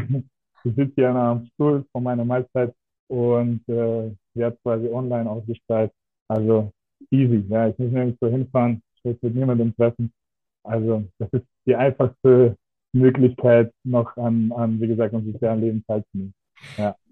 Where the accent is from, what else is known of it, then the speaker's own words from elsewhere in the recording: Russia; now in Germany; ich bin gebürtig aus Russland. Also ich bin so ähm, in Deutschland sogenannte Deutschrusse